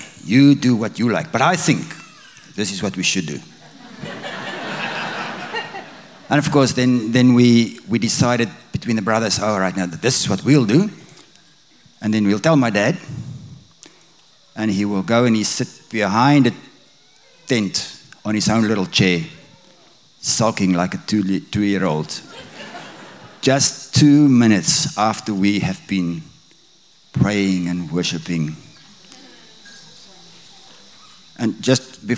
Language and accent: English; South Africa; moved away as an adult; also born or lived in Bloemfontein; now in Australia; That's a very evangelical, the evangelical church in South Africa. Because we grew up in the Dutch Reformed Church